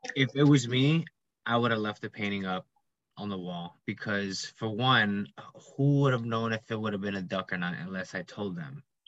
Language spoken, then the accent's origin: English; New York, United States; I'm an IT major um, from New York